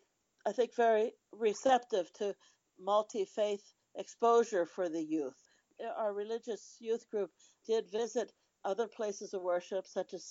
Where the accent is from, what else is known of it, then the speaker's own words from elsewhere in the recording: Delaware, United States; moved away as an adult; I grew up in Delaware, a very small state